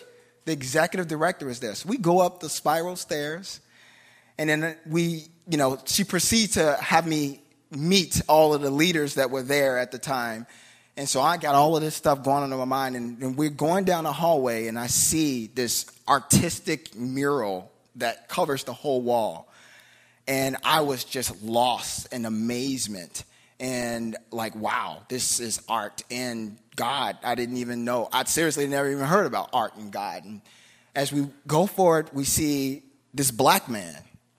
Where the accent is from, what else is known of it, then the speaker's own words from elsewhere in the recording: Chicago, Illinois, United States; I grew up in Cabrini Green. I was in a gang by the time I was in eighth grade.